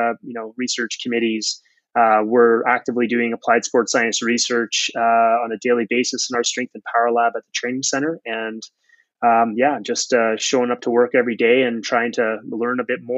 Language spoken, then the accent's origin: English; Canada; now in Calgary, Canada; I'm a Canadian